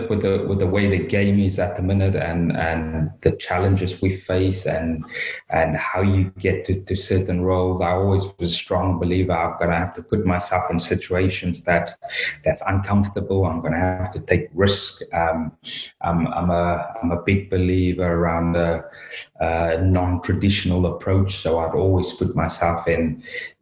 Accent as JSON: {"language": "English", "country": "South Africa", "tie": "born or raised there", "moved": "as an adult", "lives_now": "United Kingdom", "said": "obviously born and raised in South Africa, been over in the UK since 23, so left South Africa at 23"}